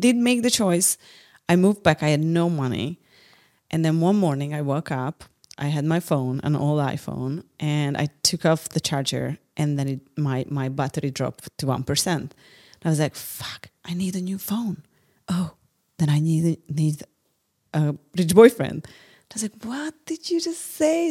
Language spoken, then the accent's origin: English; Hungary; English is a second language; also born or lived in San Francisco